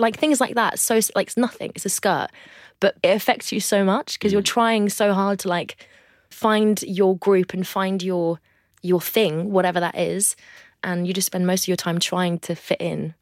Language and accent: English; France; now in London, United Kingdom; I grew up in the northwest of France in a place called the Loire Valley